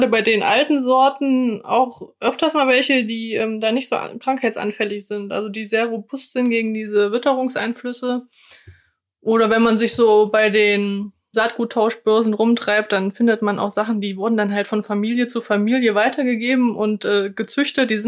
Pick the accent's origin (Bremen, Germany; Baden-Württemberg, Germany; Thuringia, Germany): Thuringia, Germany; Erfurt; ich komme ja aus Erfurt und Erfurt ist eine alte Gartenbaustadt